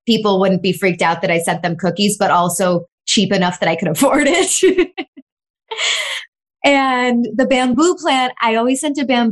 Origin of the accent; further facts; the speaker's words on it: Chicago, Illinois, United States; I was born and raised in Chicago.